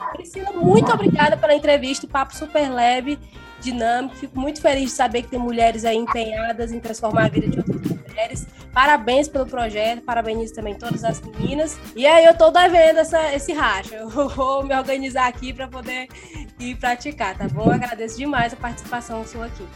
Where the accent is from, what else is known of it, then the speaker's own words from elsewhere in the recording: Passaré, Ceará, Brazil; sou do Passaré